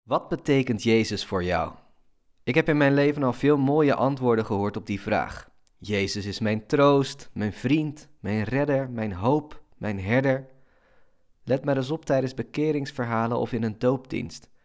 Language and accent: Dutch; Netherlands; Als Nederlander